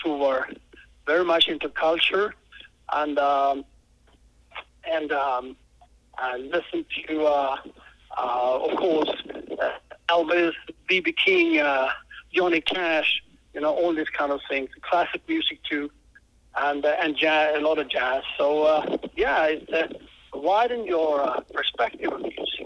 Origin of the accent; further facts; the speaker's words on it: Israel; I'm from Israel, and a blues musician